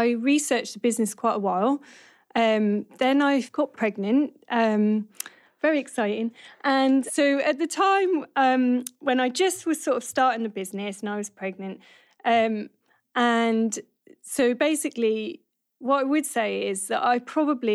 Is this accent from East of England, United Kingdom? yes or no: yes; Norwich, East of England, United Kingdom; moved away; also born or lived in Bradford; I'm from Norwich originally, and I went to university in Bradford.